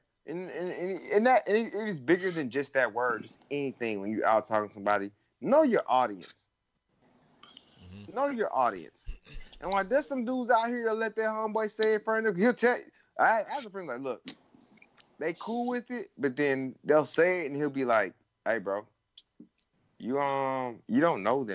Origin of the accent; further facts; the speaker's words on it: the South, United States; I grew up in the South